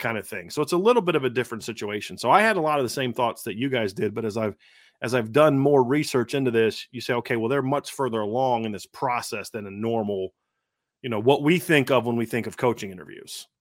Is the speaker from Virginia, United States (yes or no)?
yes; Norfolk, Virginia, United States; I grew up in the Norfolk, Virginia Beach area